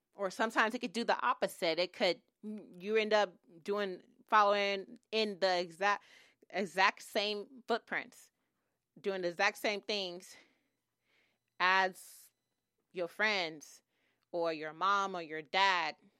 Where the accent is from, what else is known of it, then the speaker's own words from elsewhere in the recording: Oakland, California, United States; moved away as an adult; now in Los Angeles, United States; I grew up in, um, East Oakland, Oakland, California